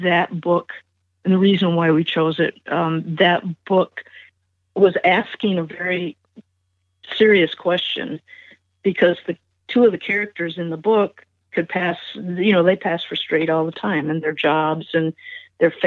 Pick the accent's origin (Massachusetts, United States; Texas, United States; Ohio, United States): Ohio, United States; Mansfield; moved away; also born or lived in Michigan; I was born and partly raised in Ohio, and then we moved to Michigan.